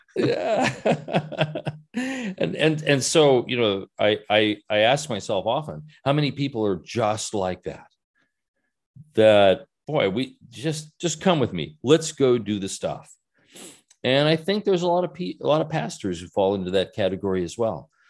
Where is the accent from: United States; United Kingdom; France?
United States; also born or lived in Southern California; now in Salem, United States; I'm an American